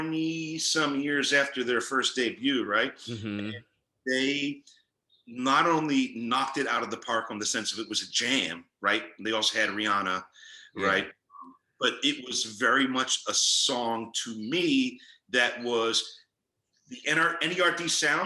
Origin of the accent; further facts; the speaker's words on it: Philadelphia, Pennsylvania, United States; I'm a Philadelphian, I'm a native Philadelphian